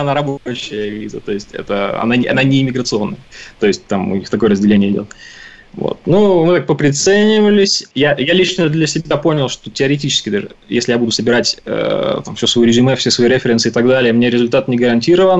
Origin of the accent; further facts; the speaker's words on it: Omsk, Omsk Oblast, Russia; moved away as an adult; now in Canada; я родился и вырос в Омске